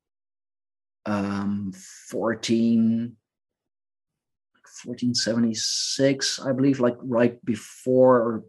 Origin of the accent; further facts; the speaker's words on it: Leiden, South Holland, Netherlands; here in my hometown. And I know that the city of Leiden is quite an old city